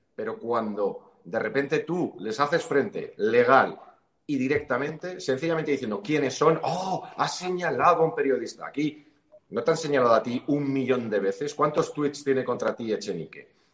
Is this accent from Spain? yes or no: yes; Spain; los españoles